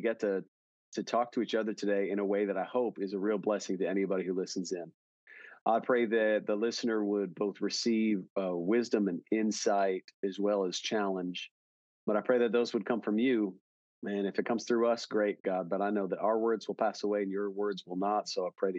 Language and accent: English; Milwaukee, Wisconsin, United States; now in Dallas, United States; I grew up in Wisconsin pretty much. I grew up around Milwaukee